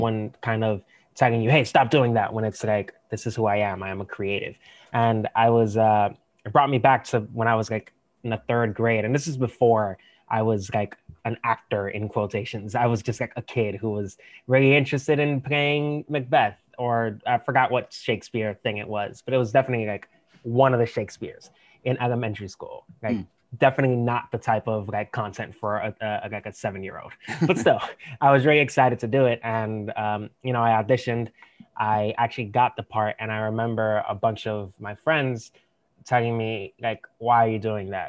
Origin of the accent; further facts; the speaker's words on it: New York City, New York, United States; I'm also born and raised in New York